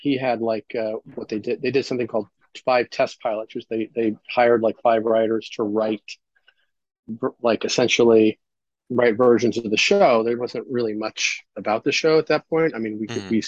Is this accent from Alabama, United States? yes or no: no; Munster, Indiana, United States; I grew up, in a town called Munster, Indiana